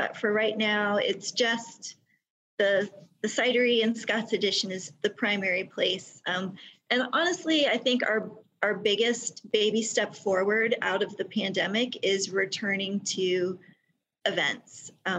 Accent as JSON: {"language": "English", "country": "Germany", "tie": "born or raised there", "said": "I'm a military brat, so I grew up in the Army, and there was a stretch of time where we lived in Germany."}